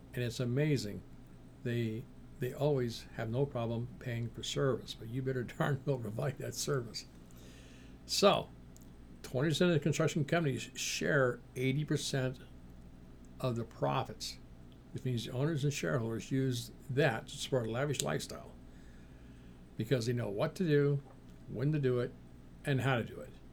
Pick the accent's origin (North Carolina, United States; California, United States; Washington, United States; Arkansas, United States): Washington, United States; Seattle; back when I was a kid in the Seattle area